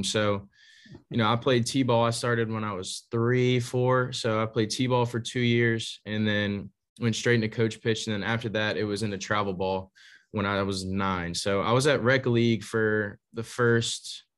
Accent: Slidell, Louisiana, United States; also born or lived in Berwick, Louisiana; I grew up in Slidell, Louisiana. It's right outside of New Orleans.

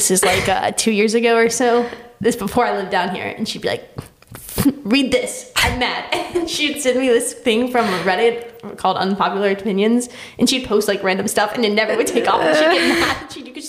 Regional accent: United States

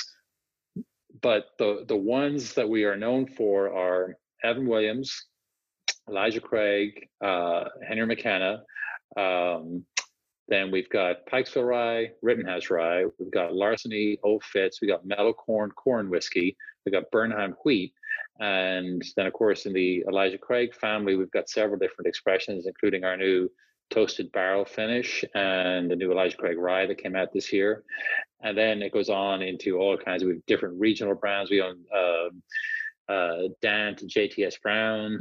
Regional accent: Dublin, Leinster, Ireland; moved away as an adult; now in United States; I grew up in Dublin

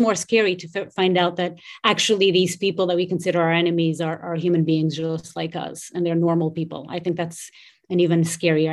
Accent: Portugal; moved away as an adult; I grew up in Portugal. I was there until I was about twenty-three, four years old.

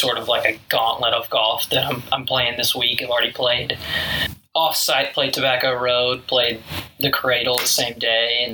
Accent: Burlington, North Carolina, United States; we're from Burlington, North Carolina, so we're a little over an hour away from Pinehurst

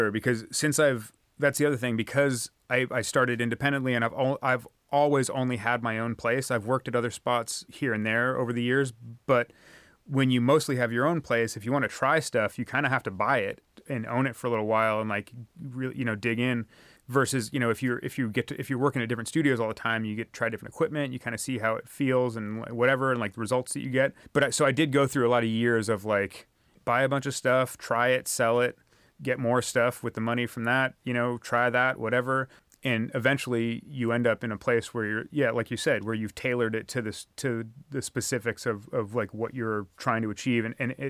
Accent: California, United States; And I'm from the San Francisco Peninsula, which is like pretty much right between San Francisco and San Jose on the west side of the San Francisco Bay.

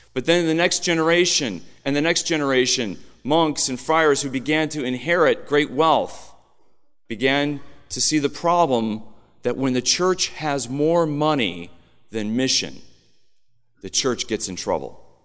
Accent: Illinois, United States; I grew up in Illinois

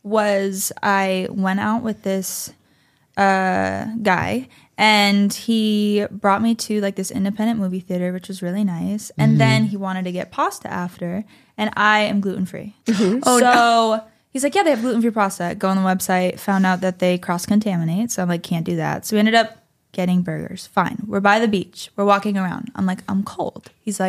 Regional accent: East Coast, United States; It's 11 o'clock at night. I'm from the East Coast. It's 2 a.m.

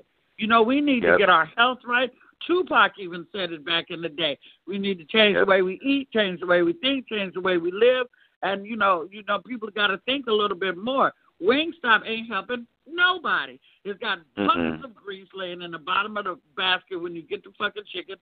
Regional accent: Oakland, California, United States; also born or lived in Castro Valley / Sacramento; I'm from East, West, and North Oakland, and that's why I fucking wrote Castro Valley was where I was educated

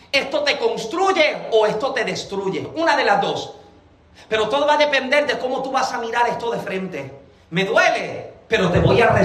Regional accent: Puerto Rico; moved away; Génesis y yo llevamos dos años y medio que llegamos acá. Llegamos de Puerto Rico.

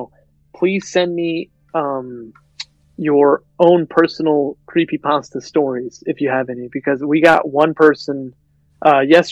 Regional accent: United States; we're American

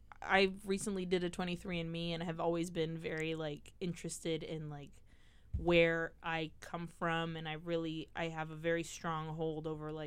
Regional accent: United States; accent: American; also born or lived in England; my American accent.

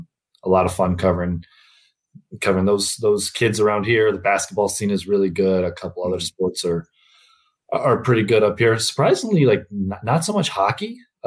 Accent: Milwaukee, Wisconsin, United States; also born or lived in Minnesota; So I'm from the Milwaukee area. I went to college in Wisconsin

